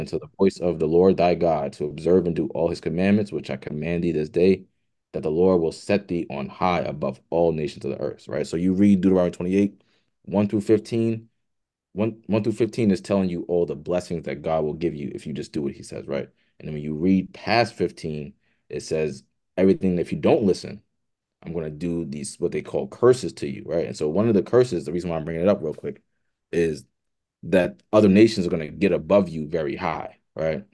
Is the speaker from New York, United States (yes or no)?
yes; New York City, New York, United States; born and raised in Brooklyn, uh, lived through all my life